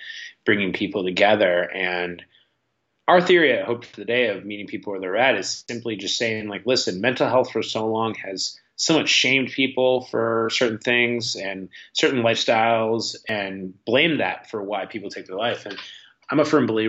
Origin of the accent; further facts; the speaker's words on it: Chicago, Illinois, United States; I'm 35 now, but I grew up in the Chicago punk rock and hardcore scene.